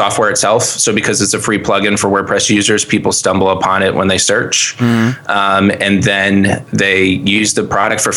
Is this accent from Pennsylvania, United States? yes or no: yes; Reading, Pennsylvania, United States; also born or lived in Philadelphia area; I was born in Reading. So my family's from here.